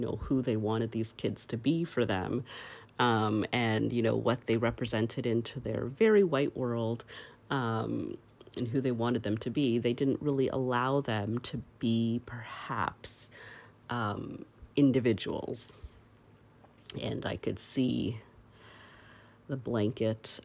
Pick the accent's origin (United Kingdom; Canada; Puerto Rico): Canada; I grew up in Canada